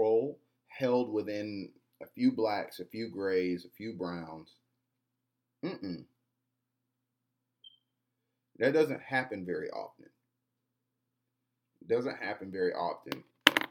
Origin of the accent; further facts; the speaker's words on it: Atlanta, Georgia, United States; also born or lived in Riverdale, Georgia; Born and raised in the city of Atlanta, grew up in Greenbrier, born early childhood in Greenbrier. If anybody knows about Greenbrier, you get the idea. And I grew up in Riverdale, Georgia, which is the suburbs